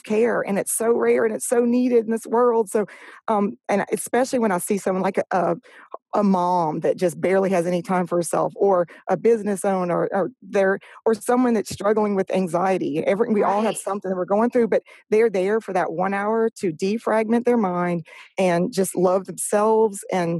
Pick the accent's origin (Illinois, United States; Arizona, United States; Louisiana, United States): Louisiana, United States; moved away as an adult; now in Orange Beach, United States; when I grew up in Louisiana, moved here in 99. So I was about 23 years old.